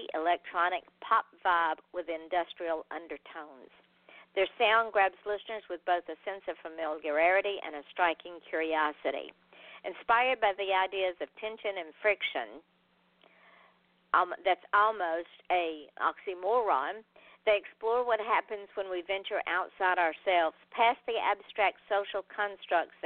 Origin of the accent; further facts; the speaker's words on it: the South, United States; I am from the South, and when you're from the South, you're bound by Southern heritage